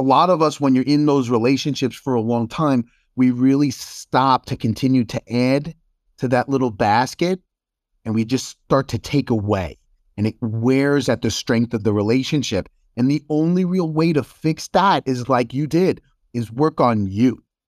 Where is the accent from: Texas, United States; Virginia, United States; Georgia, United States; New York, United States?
New York, United States; moved away as an adult; also born or lived in Chicago suburbs, Illinois; I'm from New York